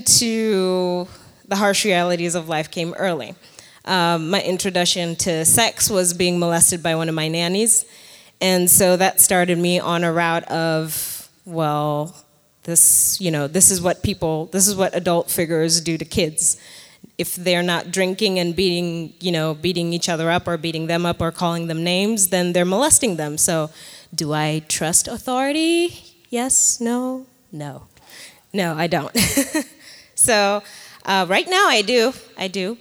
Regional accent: Nairobi, Kenya; moved away as an adult; now in United States; I was born in Nairobi, Kenya

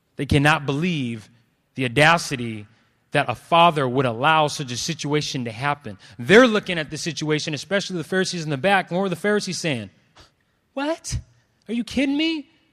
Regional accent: Clovis, California, United States; also born or lived in Los Angeles; I grew up in Clovis, um, and was the only one of, of my dark skin there.

